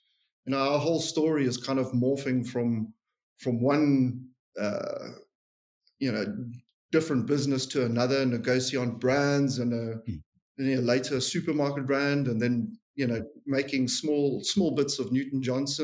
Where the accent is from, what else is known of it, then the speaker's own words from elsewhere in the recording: KwaZulu-Natal, South Africa; moved away; also born or lived in Western Cape; I was born in Natal.